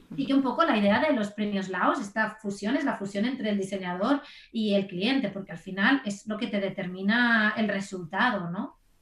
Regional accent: Barcelona, Catalonia, Spain; soy de Barcelona

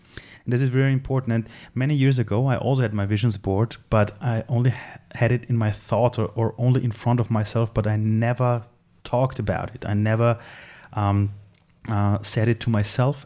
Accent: Tehran, Tehran Province, Iran; now in Austria; I'm from Iran. I was born in Tehran. I came to Austria as a refugee

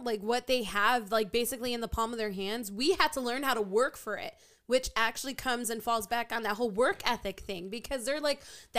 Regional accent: Chicago, Illinois, United States; growing up in Chicago...

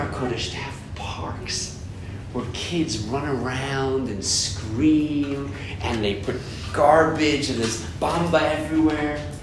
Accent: United States; moved away as an adult; now in Israel; this little puny American

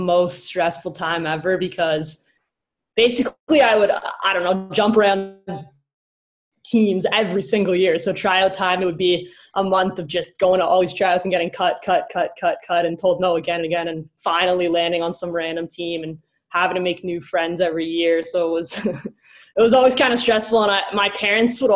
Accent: Toronto, Ontario, Canada; moved away as an adult; also born or lived in Kingston, Ontario; I'm from Toronto, Ontario in Canada, kind of a hockey mecca. So grew up, guys and girls hockey

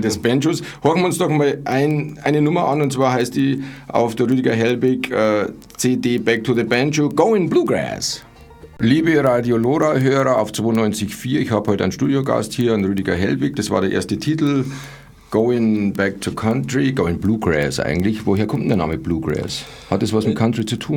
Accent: Munich, Bavaria, Germany; ich bin eigentlich in Pasing aufgewachsen

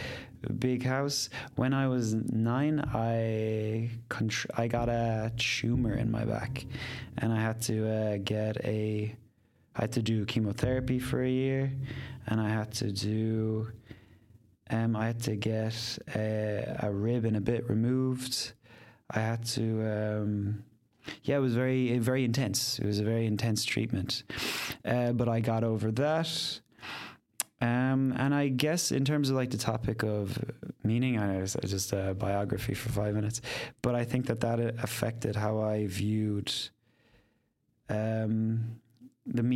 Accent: Ireland; moved away as an adult; also born or lived in Vietnam / Spain; now in Netherlands; I grew up in Ireland. My father was English. My mother was Irish.

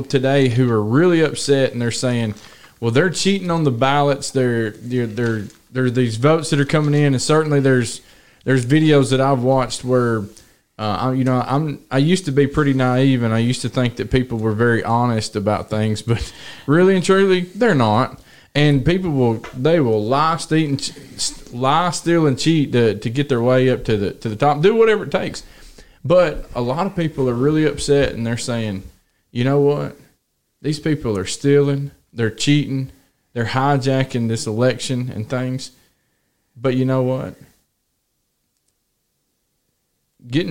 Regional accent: United States; I was born and raised in America, and I plan to live here my whole life

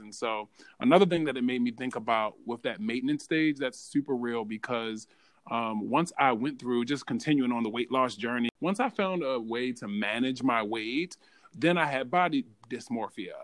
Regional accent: Baltimore, Maryland, United States; I'm from Baltimore, and at the time I was in Baltimore, I lived in a food desert.

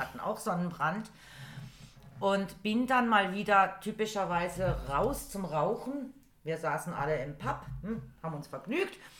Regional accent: Germany; wir sind Deutsche

